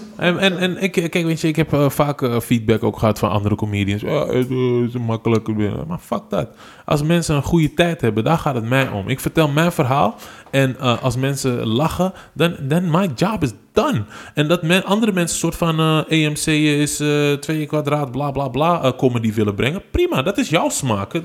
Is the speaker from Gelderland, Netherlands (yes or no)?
no; Amsterdam, North Holland, Netherlands; Dus, dus ik ben eigenlijk overal opgegroeid in Amsterdam en West.